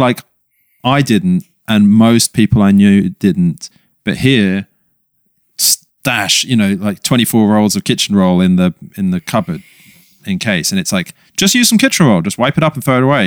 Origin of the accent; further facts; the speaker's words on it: London, United Kingdom; moved away; we grew up in London